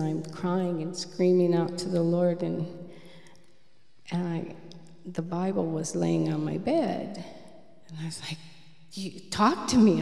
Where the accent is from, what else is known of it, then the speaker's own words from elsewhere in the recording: Michigan, United States; I was born in Michigan. Um, my home was very violent